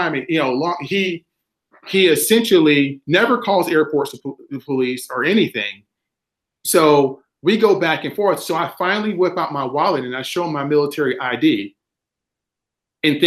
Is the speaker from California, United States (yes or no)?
no; South Carolina, United States; moved away as an adult; I'm a kid from South Carolina